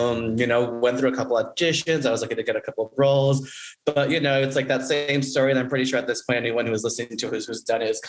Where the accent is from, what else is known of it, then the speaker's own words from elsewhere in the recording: Denver, Colorado, United States; now in Los Angeles, United States; growing up in Denver, we were at first like the only brown family.